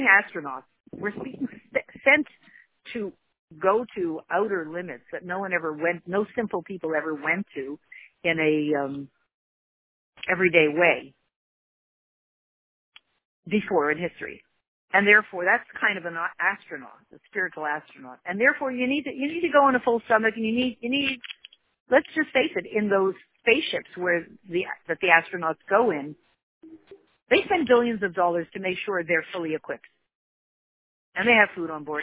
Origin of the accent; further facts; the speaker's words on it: United States; we're so American